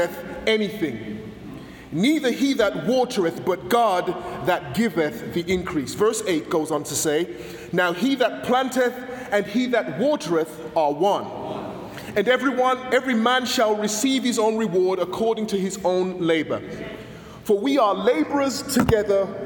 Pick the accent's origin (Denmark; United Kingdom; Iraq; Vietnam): United Kingdom; England; now in United States; when I was growing up in England